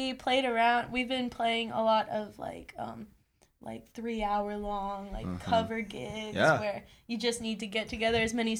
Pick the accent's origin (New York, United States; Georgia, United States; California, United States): Georgia, United States; Athens; I've been in Athens for a while. Okay. I moved here when I was like 7.